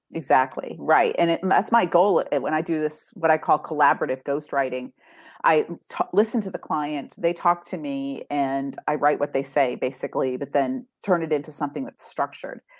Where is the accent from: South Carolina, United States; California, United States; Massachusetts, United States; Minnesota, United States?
Massachusetts, United States; also born or lived in Indiana; now in Tampa Bay area, United States; I grew up in Massachusetts and lived in Indiana